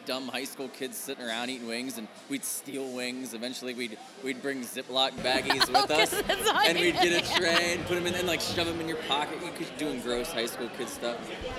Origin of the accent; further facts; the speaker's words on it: Ohio, United States; growing up in Ohio